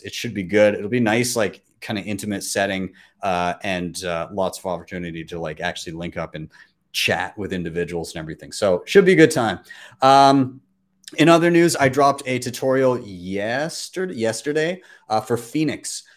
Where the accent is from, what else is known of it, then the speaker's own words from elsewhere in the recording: Calgary, Alberta, Canada; my hometown of Calgary